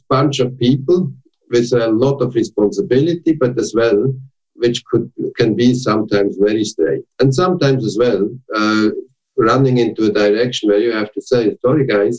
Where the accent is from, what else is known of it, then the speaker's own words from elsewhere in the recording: Switzerland; now in Germany; And when I came from Switzerland, where you have almost no unions, to Germany, and I got the CEO at LTU, that was really a total rethinking